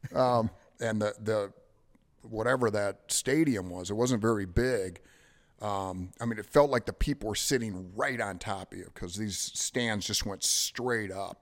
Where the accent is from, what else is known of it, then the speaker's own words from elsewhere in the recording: Detroit, Michigan, United States; I'm from Detroit